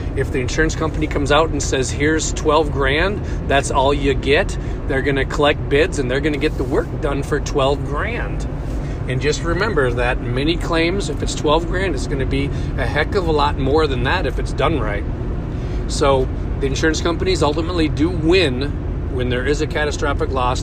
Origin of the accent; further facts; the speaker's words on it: Minnesota, United States; now in St. Louis, United States; I'm from Minnesota